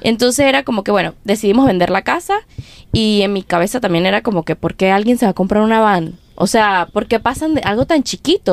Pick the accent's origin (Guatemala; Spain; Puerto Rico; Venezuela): Venezuela; Mérida; moved away as an adult; also born or lived in Wisconsin / Nashville; now in United States; soy de Venezuela, soy de Mérida, me mudé a los Estados Unidos en el dos mil catorce